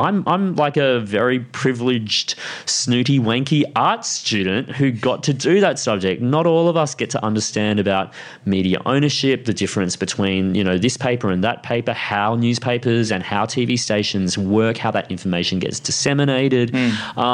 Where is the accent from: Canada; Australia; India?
Australia; Sunshine Coast, Queensland; I grew up on the Sunshine Coast